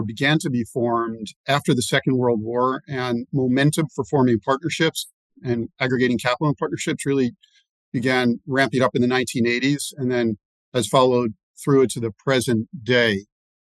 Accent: New York City, New York, United States; growing up on the Upper East Side of New York

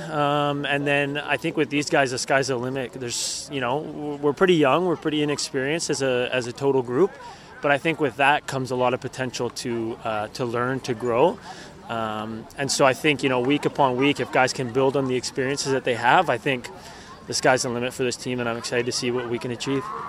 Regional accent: Vancouver, British Columbia, Canada; I'm fully focused here on Vancouver and super happy to be playing in my hometown

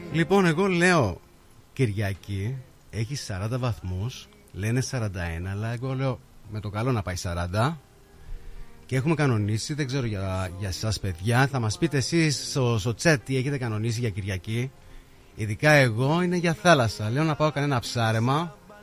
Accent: Arcadia, Peloponnese, Greece; now in Melbourne, Australia; Και εγώ είμαι από Πελοπόννησο

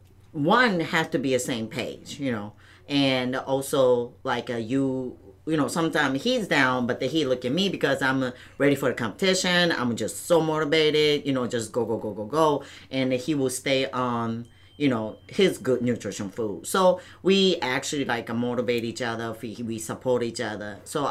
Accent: Towada, Aomori, Japan; also born or lived in Misawa, Japan; now in United States; I'm from Aomori, state name is Aomori, and the city name is Towada City.

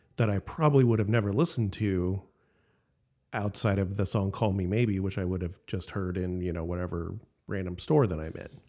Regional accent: Elk Grove, California, United States; also born or lived in Sacramento / Santa Barbara; I grew up in Elk Grove

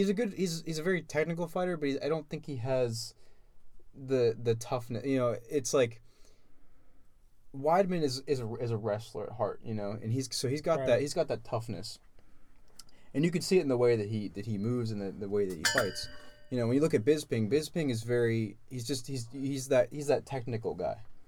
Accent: United States; I'm American.

